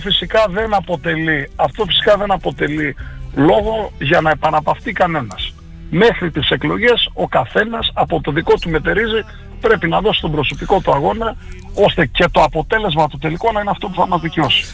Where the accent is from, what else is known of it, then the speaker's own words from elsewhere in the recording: Xanthi, Eastern Macedonia and Thrace, Greece; also born or lived in Kavala; Είμαι ένας άνθρωπος γέννημα ξαντιώτη Εδώ γεννήθηκα, οκ, στην Καβάλα γεννήθηκα και ήρθα τριών ημερών, εδώ μεγάλωσα, εδώ πήγα σχολείο